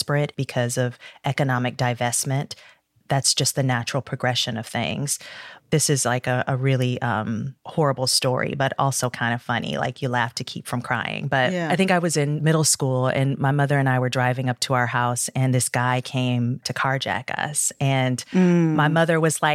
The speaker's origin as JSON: {"language": "English", "town": "Detroit", "region": "Michigan", "country": "United States", "tie": "born or raised there", "said": "I grew up in Detroit. I'm a third generation Detroiter."}